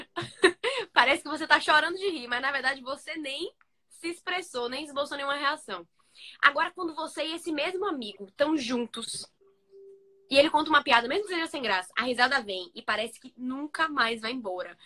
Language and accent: Portuguese; Bahia, Brazil; eu que sou da Bahia